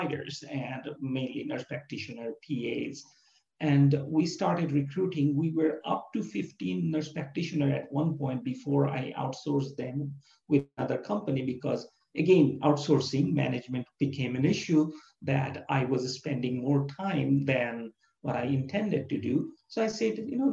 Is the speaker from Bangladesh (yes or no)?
yes; Bangladesh; moved away; I'm from Bangladesh and near India